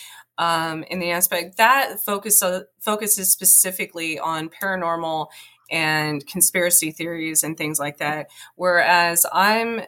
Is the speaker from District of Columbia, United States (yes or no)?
no; southwestern New Mexico, United States; also born or lived in Roswell, New Mexico; I grew up in the mountains in southwestern New Mexico. I was born outside of Roswell